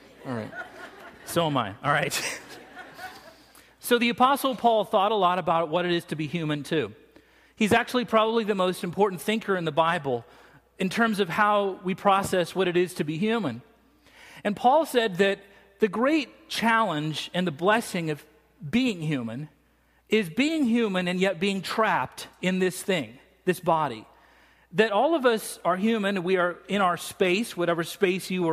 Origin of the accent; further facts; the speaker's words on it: United States; I'm from America.